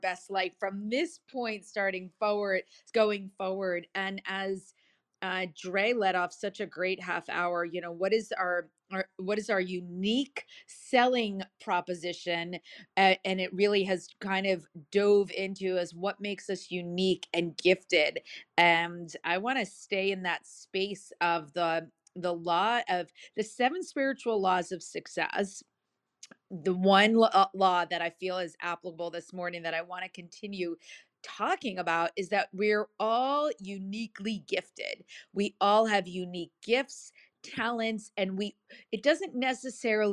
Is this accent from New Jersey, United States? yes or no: yes; New Jersey, United States; I'm from Jersey. It's TAWK